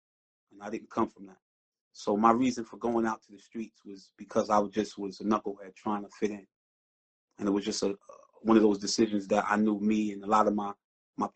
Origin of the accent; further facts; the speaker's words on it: New York City, New York, United States; also born or lived in Brownsville, Brooklyn; I was born and raised in East New York, Brooklyn